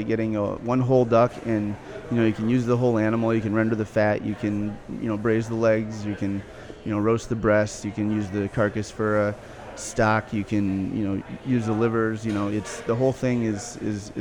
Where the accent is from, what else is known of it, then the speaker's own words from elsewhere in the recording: Minneapolis, Minnesota, United States; moved away as an adult; also born or lived in Chicago / California; I was born and raised here in South Minneapolis